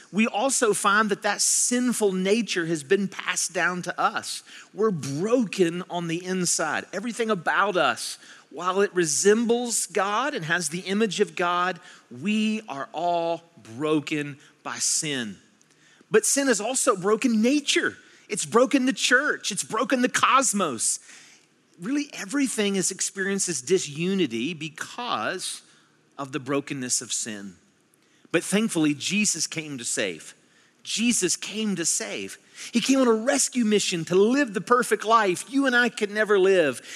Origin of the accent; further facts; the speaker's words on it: West Virginia, United States; I was born and raised in West Virginia